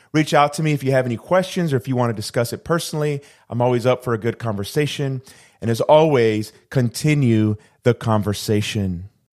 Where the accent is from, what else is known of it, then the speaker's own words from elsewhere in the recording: Puerto Rico; I'm originally from the island of Puerto Rico